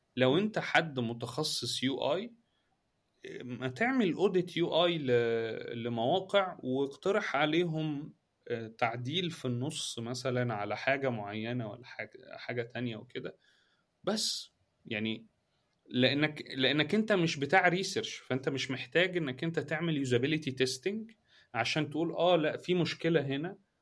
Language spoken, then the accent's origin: Arabic; Egypt; احنا عندنا في مصر